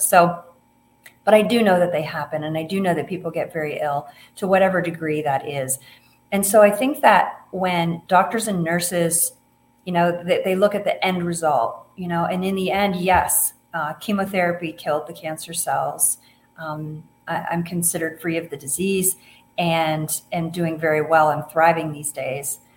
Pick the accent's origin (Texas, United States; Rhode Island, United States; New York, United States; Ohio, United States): Ohio, United States; moved away as an adult; also born or lived in Colorado; now in Montana, United States; I grew up in Ohio